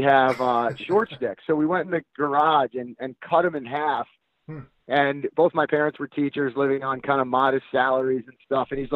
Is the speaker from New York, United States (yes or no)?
yes; Huntington, New York, United States; growing up on Long Island, I grew up in Huntington